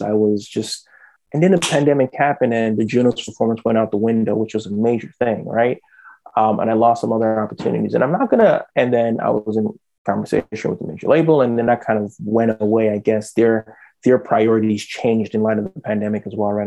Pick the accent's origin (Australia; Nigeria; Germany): Nigeria; now in Canada; I was born and raised in Nigeria.